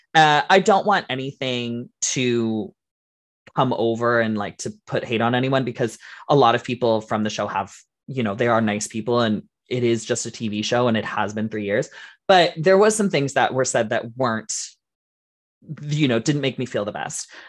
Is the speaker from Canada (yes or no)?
yes; Canada; we're Canadian